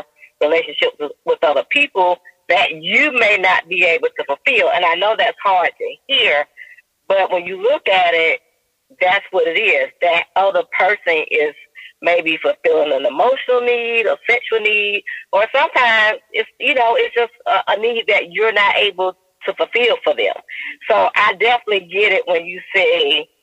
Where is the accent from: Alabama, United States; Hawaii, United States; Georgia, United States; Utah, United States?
Alabama, United States; Montgomery; I'm from Montgomery, Alabama